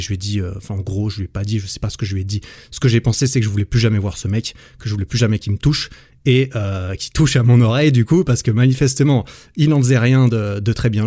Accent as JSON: {"language": "French", "country": "Switzerland", "tie": "born or raised there", "also_born_or_lived": "Sydney", "said": "dans la région euh, suisse, là où j'ai grandi"}